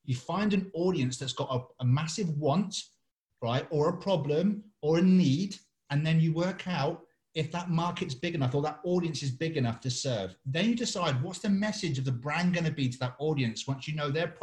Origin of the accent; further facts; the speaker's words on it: England, United Kingdom; I'm English